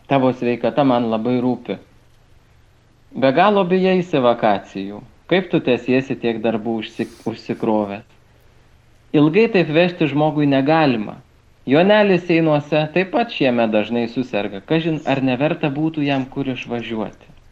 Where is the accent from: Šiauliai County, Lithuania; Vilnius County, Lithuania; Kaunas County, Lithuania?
Kaunas County, Lithuania; Kaunas; moved away as an adult; now in Kėdainiai, Lithuania; aš, kadangi esu kaunietis